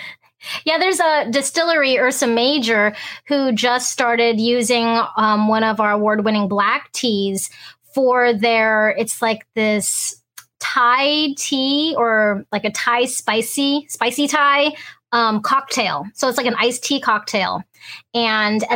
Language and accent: English; Hong Kong; also born or lived in United States; now in Alaska, United States; we're a family of first generation Americans, so I'm first generation. I was born in Hong Kong